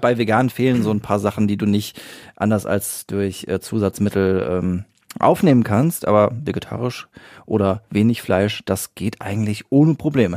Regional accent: Siegen-Wittgenstein, North Rhine-Westphalia, Germany; hier bei uns in Siegen-Wittgenstein oder Umgebung

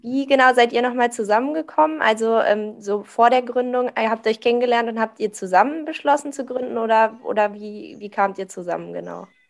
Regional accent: Vulkaneifel, Rhineland-Palatinate, Germany; ich komme auch so aus der Ecke Vulkaneifel

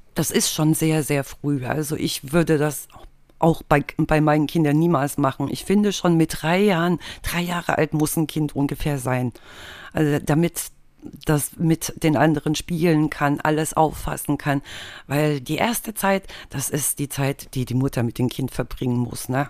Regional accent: East Germany, Germany; ich bin im Osten aufgewachsen und da war das Schulsystem natürlich schon mal komplett anders

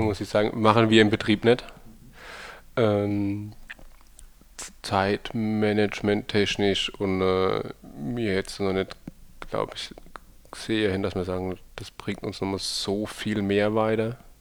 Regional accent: Rhineland-Palatinate, Germany; Ich glaub, wir sind Pfälzer

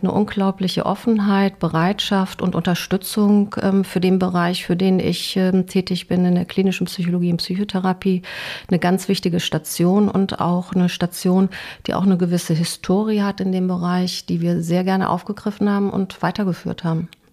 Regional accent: West Germany, Germany; moved away as an adult; also born or lived in Dresden / Basel; now in Bochum, Germany; als Westdeutsche, die dann im Osten war

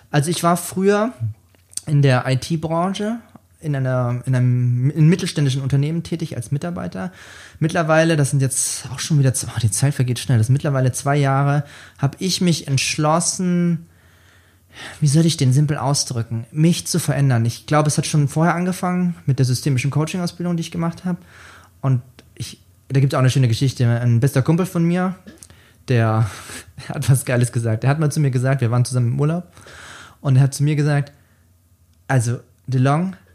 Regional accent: Bavaria, Germany; accent: Lower Franconian; Wie man mir vielleicht auch anhört, komme ich gebürtig aus Unterfranken

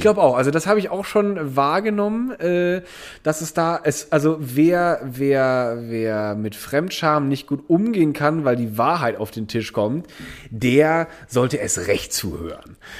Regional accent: Eifel, Rhineland-Palatinate, Germany; in der Region, wo ich aufgewachsen bin, ist, ist eine Vulkanregion, äh, die Eifel

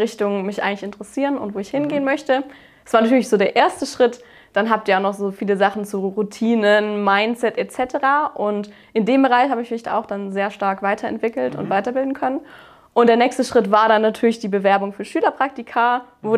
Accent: Baden-Württemberg, Germany; Ich habe eben mein Abitur auf dem Technischen Gymnasium gemacht. Das ist so eine Spezialform in Baden-Württemberg

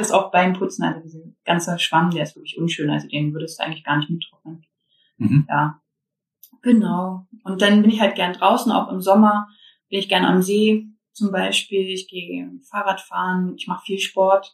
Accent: Germany; ich bin aus Baldheim

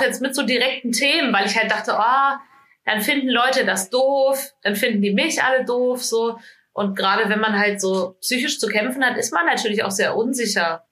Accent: small village near Fulda, Hesse, Germany; now in Hamburg, Germany; Ich komme aus einem ganz kleinen Dorf in Hessen. Ähm, in der Nähe von Fulda bin ich aufgewachsen

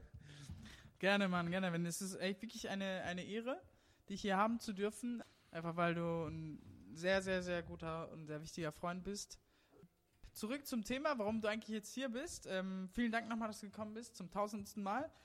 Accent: Germany; weil ich nicht wie ein ganz normaler Deutscher in einer deutschen Familie aufgewachsen bin, weil meine Eltern ja asiatisch, also in Tadschikistan aufgewachsen

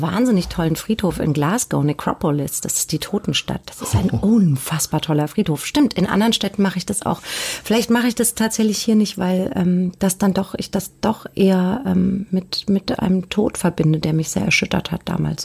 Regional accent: Hanau, Hesse, Germany; moved away as an adult; now in Hamburg, Germany; nach Süddeutschland gegangen. Da bin ich dann geboren worden und ähm, aufgewachsen

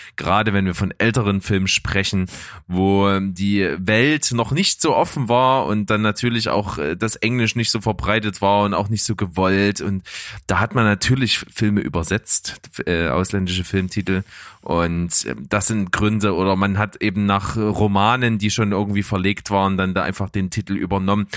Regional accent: Saxony, Germany; accent: Saxon; dass ich aus Sachsen komme

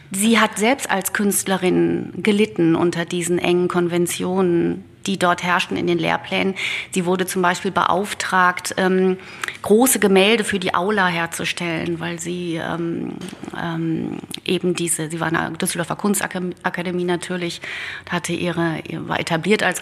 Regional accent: Netherlands; ein Naturpanorama, das so diese holländischen Landschaften aus meiner Heimat quasi ähm, widerspiegelte oder darstellte.

